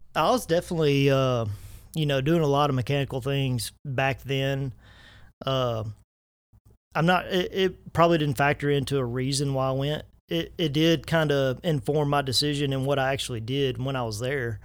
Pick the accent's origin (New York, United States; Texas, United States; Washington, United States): Texas, United States; Lufkin; moved away as an adult; also born or lived in Hudson, Texas; I grew up in Lufkin and went to school in Hudson.